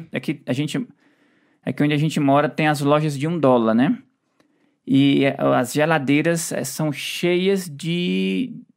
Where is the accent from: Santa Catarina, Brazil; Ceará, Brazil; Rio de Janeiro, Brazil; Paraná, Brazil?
Ceará, Brazil; moved away; a gente, na nossa infância, a gente lá no Ceará morava pertinho